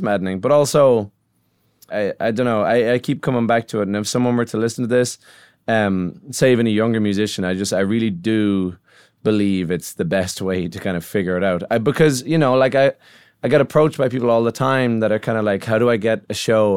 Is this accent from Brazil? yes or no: no; Ireland; as an Irish songwriter